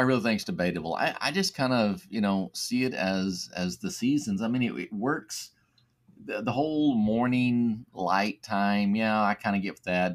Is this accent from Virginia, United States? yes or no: no; West Texas, United States; growing up in West Texas